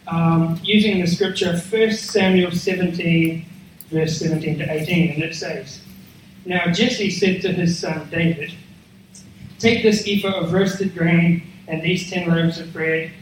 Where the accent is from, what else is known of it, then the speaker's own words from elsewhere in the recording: New Zealand; now in Australia; I'm a Kiwi